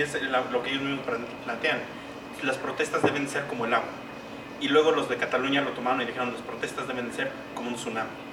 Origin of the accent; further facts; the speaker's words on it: Mexico; para nosotros como mexicanos